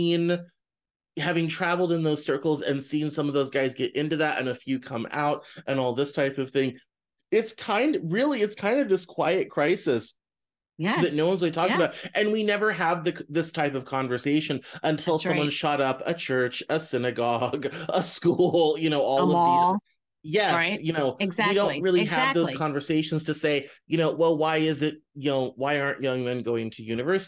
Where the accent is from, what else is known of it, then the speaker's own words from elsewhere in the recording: Northwest Arkansas, United States; I grew up in Northwest Arkansas with lots of normal white dudes